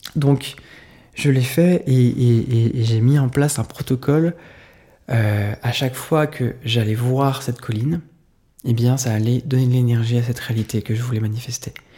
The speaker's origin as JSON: {"language": "French", "town": "Saint-Pierre-de-Chandieu", "region": "Auvergne-Rhône-Alpes", "country": "France", "tie": "born or raised there", "said": "un village qui s'appelle Saint-Pierre de Chandieu, c'est là où j'ai grandi, près de Lyon"}